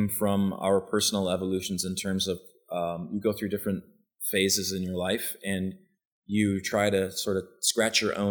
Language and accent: English; Western Wisconsin, United States; moved away as an adult; also born or lived in Minneapolis / New York / Aspen; now in Austin, United States; I grew up in Western Wisconsin.